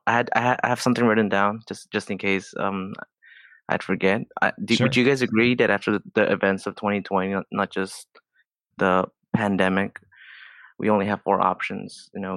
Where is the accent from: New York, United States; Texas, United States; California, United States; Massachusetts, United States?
California, United States; I grew up and lived in Southern California all my life.